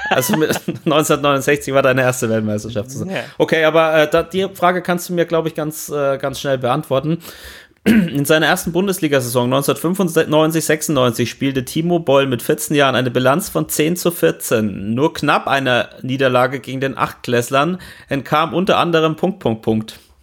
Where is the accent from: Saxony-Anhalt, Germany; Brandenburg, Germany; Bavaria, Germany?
Bavaria, Germany; Franconia; als Franke